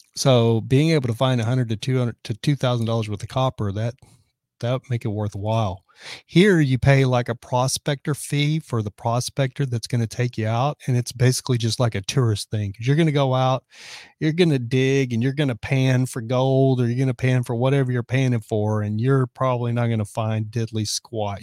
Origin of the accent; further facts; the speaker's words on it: Texas, United States; moved away as an adult; also born or lived in Dallas; now in California, United States; I'm from Texas